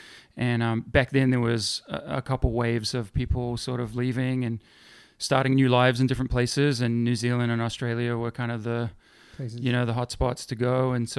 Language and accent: English; Middlesbrough, North East England, United Kingdom; born there; moved away; Incorrect. I was born in England, in the northeast of England, in a town called Middlesbrough.